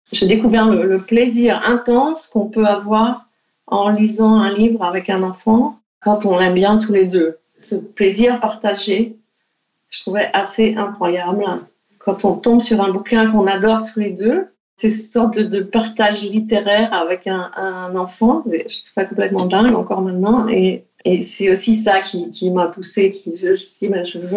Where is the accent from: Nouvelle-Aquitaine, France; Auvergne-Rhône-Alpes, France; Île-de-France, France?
Île-de-France, France; Paris; moved away as an adult; also born or lived in Netherlands; J'ai fait cette école d'art aux Pays-Bas et le... bon, je venais de Paris, mais ma famille était encore en France.